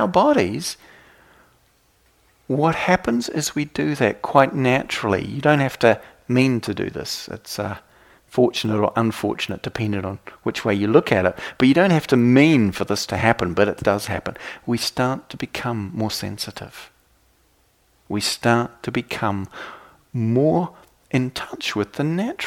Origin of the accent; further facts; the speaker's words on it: New Zealand; I come from New Zealand